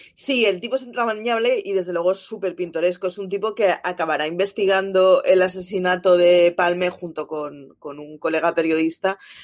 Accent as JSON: {"language": "Spanish", "town": "Barcelona", "region": "Catalonia", "country": "Spain", "said": "soy de Barcelona, mis padres son de Euskadi"}